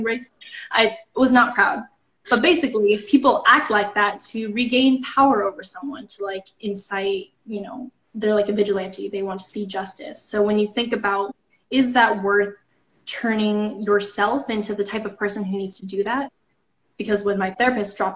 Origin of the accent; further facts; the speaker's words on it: Kansas, United States; I grew up in Kansas